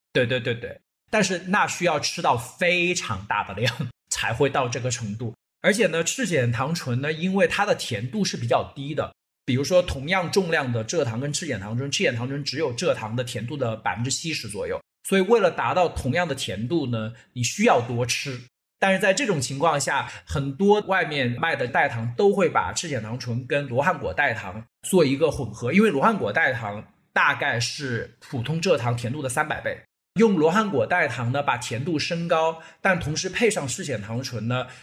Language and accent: Chinese; China; 我们中国人都会有清热啊、解暑啊、解毒啊这样一个概念